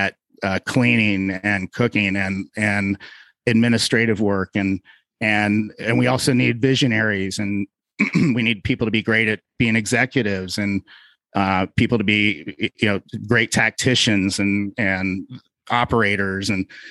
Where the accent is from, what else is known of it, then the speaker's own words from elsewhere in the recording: Cincinnati, Ohio, United States; moved away; I'm originally from Cincinnati, Ohio